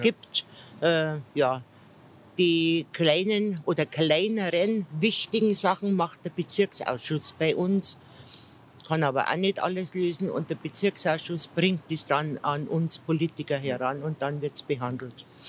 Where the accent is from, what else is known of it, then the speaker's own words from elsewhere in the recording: Ingolstadt, Bavaria, Germany; Ingolstadt ist meine Heimatstadt